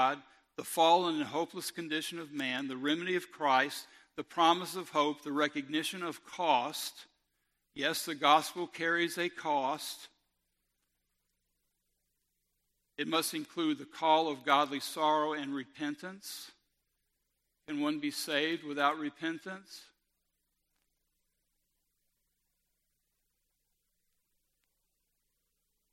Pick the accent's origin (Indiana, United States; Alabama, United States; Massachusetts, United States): Alabama, United States; Robertsdale; I'm from Robertsdale